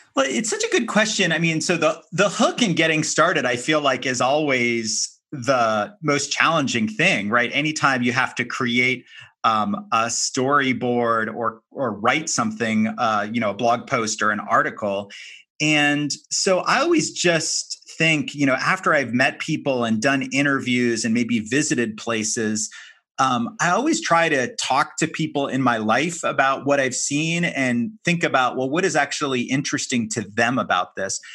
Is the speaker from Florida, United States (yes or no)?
yes; Miami, Florida, United States; also born or lived in San Francisco; my hometown of Miami